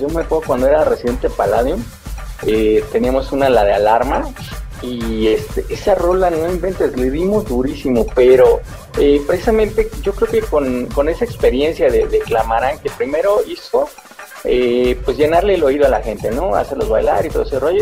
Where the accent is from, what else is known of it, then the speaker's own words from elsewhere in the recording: Mexico; nosotros como mexicanos, tú sabes, y pues adoramos la, la cultura de nuestros muertos